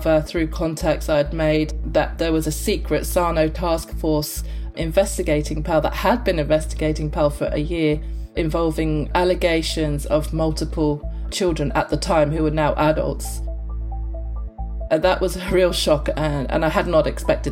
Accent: London, United Kingdom; moved away as an adult; now in Australia; I'm from London.

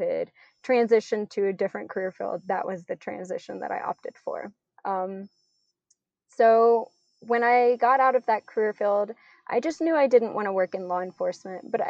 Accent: South Louisiana, United States; I grew up in South Louisiana, so I was just really surrounded by nature all the time

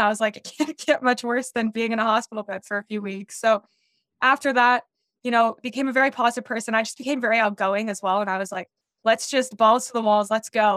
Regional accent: Denver, Colorado, United States; I grew up in Denver, Colorado

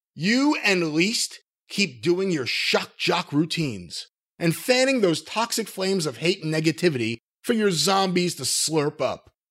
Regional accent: New York, United States; I grew up in New York

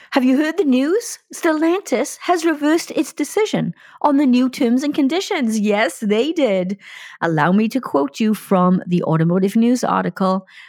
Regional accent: Wales, United Kingdom; moved away; I'm talking to you from Wales, my home country

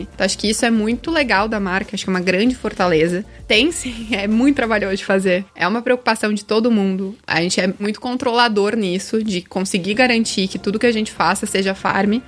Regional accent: Rio Grande do Sul, Brazil; moved away; also born or lived in Rio de Janeiro; Eu sou gaúcha, não sou carioca, mas tenho ali uma certidãozinha de nascimento carioca, fiquei bastante tempo lá

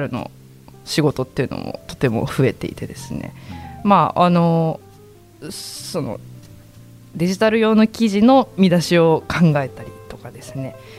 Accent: Yamanashi, Japan; moved away as an adult; now in Osaka, Japan; 私は出身が山梨で関東なので

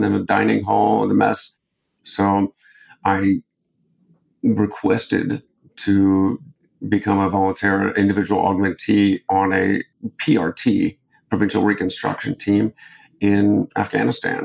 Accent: Akron, Ohio, United States; I grew up in Akron, Ohio

